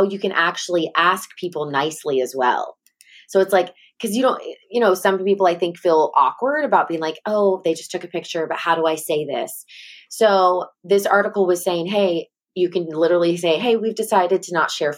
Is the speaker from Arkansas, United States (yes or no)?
yes; Sherwood, Arkansas, United States; I'm from Sherwood, Arkansas